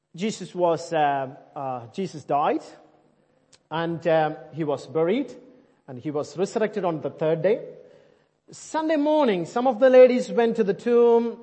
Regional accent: India; English is a second language; moved away; I'm Indian

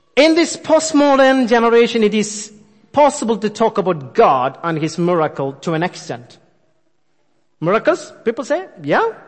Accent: India; moved away; I born and brought up in India.

